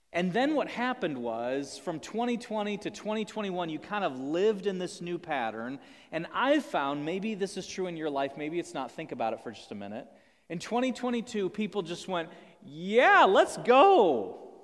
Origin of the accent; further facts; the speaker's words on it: United States; as American people